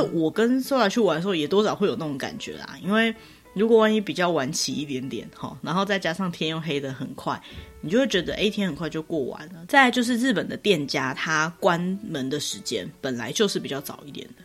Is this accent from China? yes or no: no; Taiwan; 我们台湾人